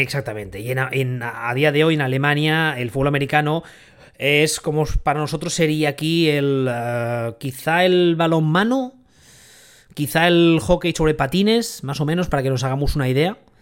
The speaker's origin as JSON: {"language": "Spanish", "town": "Barcelona", "region": "Catalonia", "country": "Spain", "said": "los que somos de aquí, de Barcelona y de, Cataluña"}